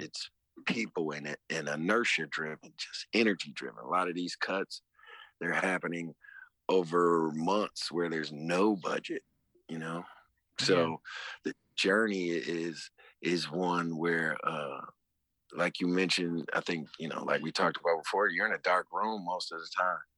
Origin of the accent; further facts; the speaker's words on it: Detroit, Michigan, United States; coming up in Detroit. I mean, it, where I'm from